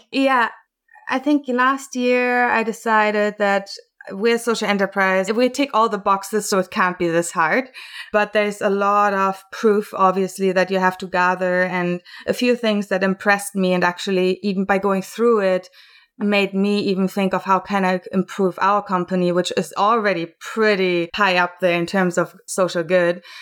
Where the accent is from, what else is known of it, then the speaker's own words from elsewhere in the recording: Germany; moved away as an adult; now in Vancouver, Canada; I was born and raised in Germany and then came over to Canada